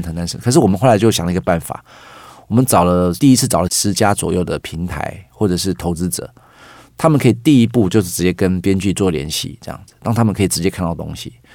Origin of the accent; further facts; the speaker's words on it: Taiwan; 我是客家人